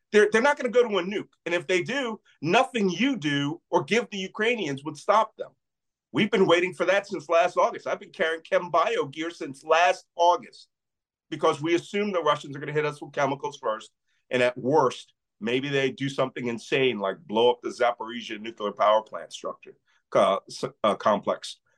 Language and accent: English; Philadelphia, Pennsylvania, United States; I'm from Philadelphia